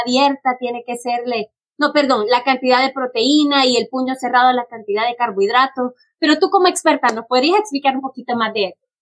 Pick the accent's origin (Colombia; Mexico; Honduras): Honduras; moved away; yo soy originalmente de Honduras